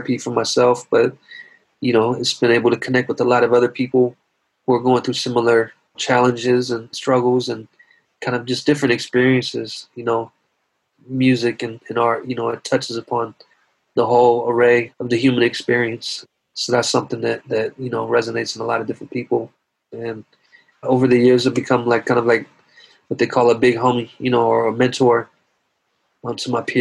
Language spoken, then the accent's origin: English; the South, United States; I was growing up in the South